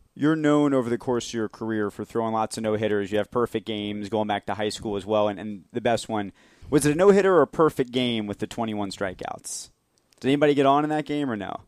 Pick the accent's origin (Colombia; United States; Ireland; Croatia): United States; Marietta, Georgia; We're both from Marietta, Georgia